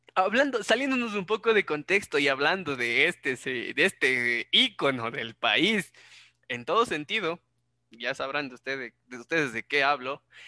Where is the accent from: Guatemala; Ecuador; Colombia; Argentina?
Ecuador; para mí como ecuatoriano